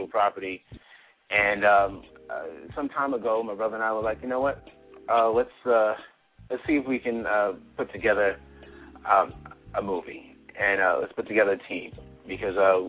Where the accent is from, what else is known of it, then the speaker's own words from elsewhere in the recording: New York City, New York, United States; I was born and raised in Brooklyn